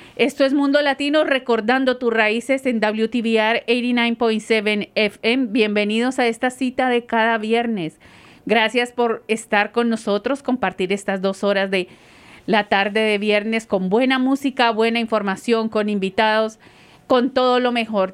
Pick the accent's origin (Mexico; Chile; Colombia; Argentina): Colombia; moved away; como colombiana